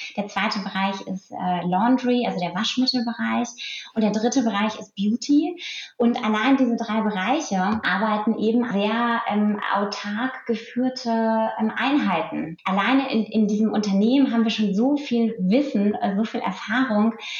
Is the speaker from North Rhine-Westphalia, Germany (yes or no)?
no; Lüneburg Heath, Lower Saxony, Germany; ein, ein, Bauernhof, auf dem ich aufgewachsen bin, nur mit meiner Familie